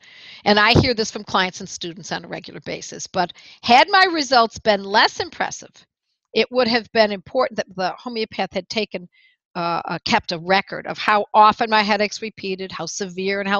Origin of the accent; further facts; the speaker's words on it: Buffalo, New York, United States; moved away; ever since I had moved back to my hometown of Buffalo, New York